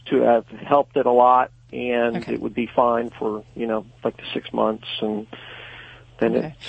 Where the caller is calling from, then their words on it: Fleetwood, Pennsylvania, United States; I'm from a town called Fleetwood that's halfway between Reading and Allentown in Pennsylvania.